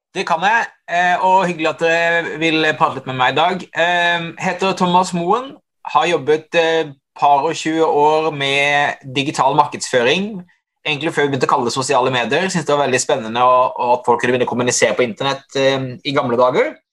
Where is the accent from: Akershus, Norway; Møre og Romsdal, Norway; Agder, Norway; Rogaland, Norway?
Agder, Norway; Hovden; Jeg kommer fra Hovden i Setesdal